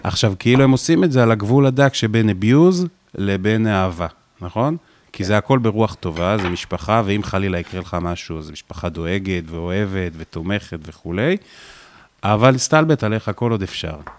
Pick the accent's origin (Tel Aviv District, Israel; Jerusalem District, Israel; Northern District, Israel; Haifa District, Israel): Northern District, Israel; Afula; moved away; גבעת המורה היה מקום מאוד בודד בו להיות אה, מישהו שהוא רגיש